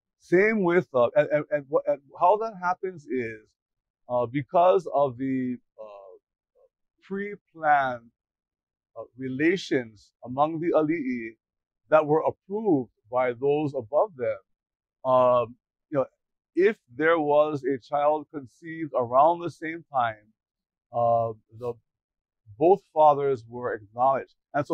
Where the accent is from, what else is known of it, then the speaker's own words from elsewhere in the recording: Honolulu, Hawaii, United States; also born or lived in Waialae-Kahala, Honolulu / Kapahulu, Honolulu; I was raised in Aina Haina, and also my grandma's house in Kapahulu. In our house in Aina Haina, we were surrounded by Hawaiian music all the time.